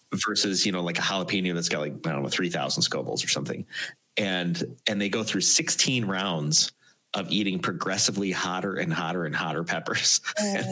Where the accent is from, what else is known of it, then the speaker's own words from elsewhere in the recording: near Chicago, Illinois, United States; I've never made made it outside of my my hometown